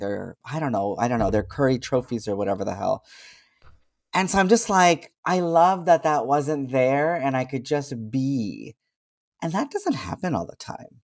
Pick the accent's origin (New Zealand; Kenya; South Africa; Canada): Canada; I was born in Canada, I speak a certain way